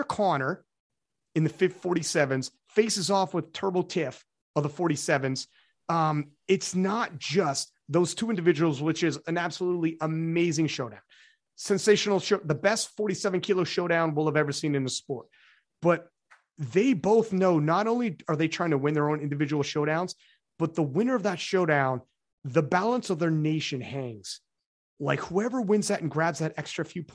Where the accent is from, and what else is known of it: Canada